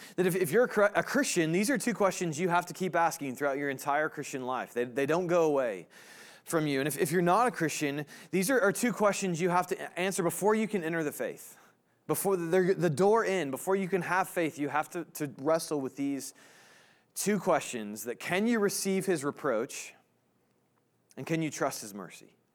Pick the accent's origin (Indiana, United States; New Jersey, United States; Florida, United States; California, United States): Indiana, United States; now in Kansas, United States; I'm from Indiana originally